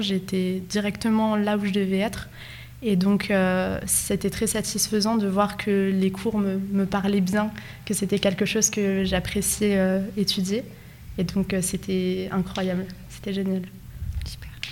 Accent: France; moved away as an adult; also born or lived in Nogent-le-Rotrou; moi je viens de Condé-sur-Mine, j'ai 22 ans euh, et j'ai fait toutes mes études à Nogent

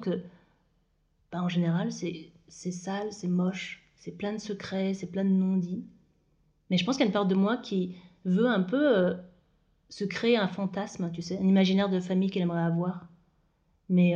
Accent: Moselle, Lorraine, Grand Est, France; moved away; also born or lived in Île-de-France; je suis née en Moselle, en Lorraine

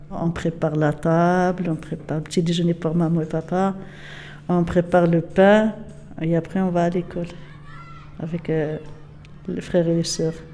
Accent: Casamance, Senegal; voilà, c'est ça la c'est des Nous, on est de Casamance.

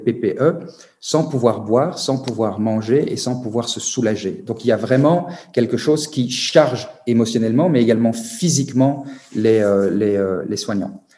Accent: Belgium; chez moi, en Belgique.

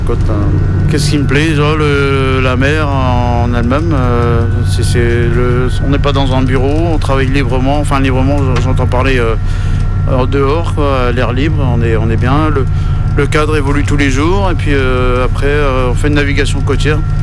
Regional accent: Brest, Brittany, France; je suis né à Brest

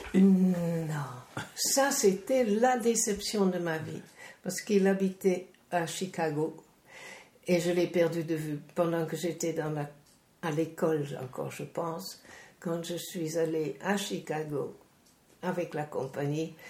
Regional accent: Netherlands; moved away; chez nous, en Hollande

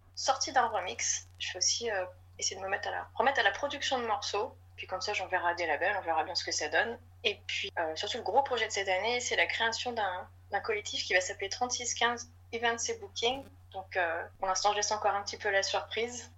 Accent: Lyon, Auvergne-Rhône-Alpes, France; je suis lyonnaise

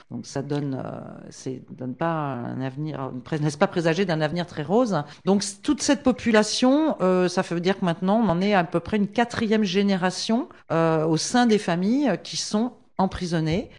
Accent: France; Je suis française, mariée à un condamné à mort, euh, au Texas, aux États-Unis

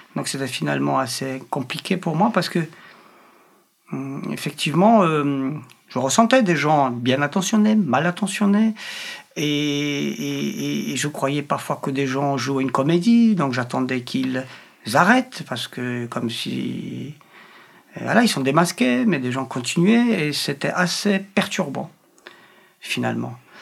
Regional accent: Poland; French is a second language; moved away as an adult; now in France; je suis polonais

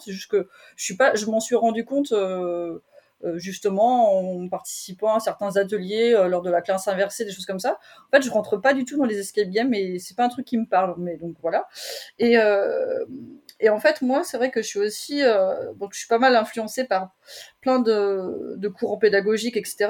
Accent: Brittany, France; also born or lived in Paris suburbs; now in Paris region, France; parler de mes origines parce que je suis, je suis bretonne

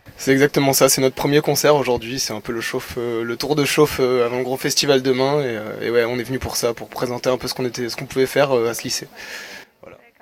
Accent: Bordeaux, Nouvelle-Aquitaine, France; Je viens de Bordeaux Centre

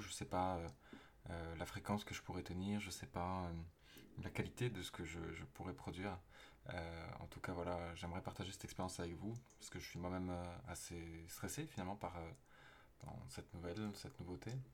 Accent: Toulouse, Occitania, France; also born or lived in Aveyron; now in Paris, France; né dans l'Aveyron, j'ai grandi à Toulouse

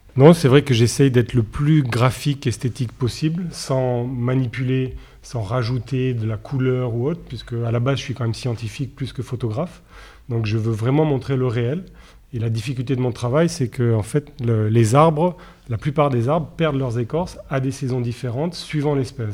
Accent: Nice, Provence-Alpes-Côte d'Azur, France; je suis niçois

